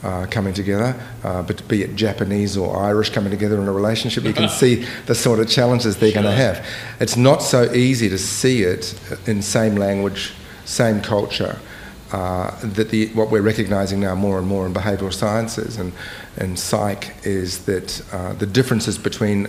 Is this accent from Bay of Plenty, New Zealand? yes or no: yes; Bay of Plenty, New Zealand; I grew up in New Zealand